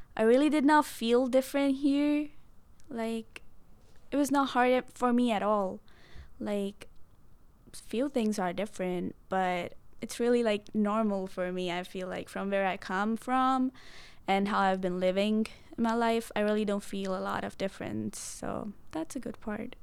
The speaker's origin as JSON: {"language": "English", "town": "Mohali", "region": "Punjab", "country": "India", "moved": "as an adult", "lives_now": "United States", "said": "I'm from Punjab. It's in the northwestern side, and in Punjab, I'm from Mohali."}